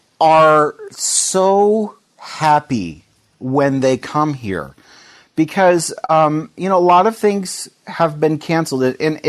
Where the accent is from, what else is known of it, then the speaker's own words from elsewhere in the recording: Seattle, Washington, United States; My wife and I came here from Seattle. Our whole life was up in that area, and just God brought us down here, us and our three kids, back in 2011.